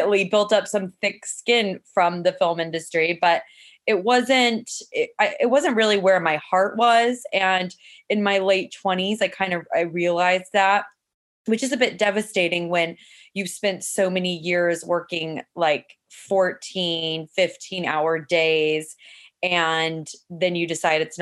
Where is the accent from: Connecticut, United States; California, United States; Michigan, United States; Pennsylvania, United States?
California, United States; San Luis Obispo; also born or lived in Los Angeles; I grew up in San Luis Obispo, California